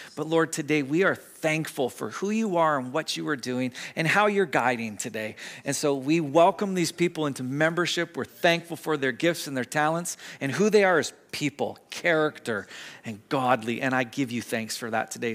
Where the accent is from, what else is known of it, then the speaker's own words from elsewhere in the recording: Squamish, British Columbia, Canada; growing up in Squamish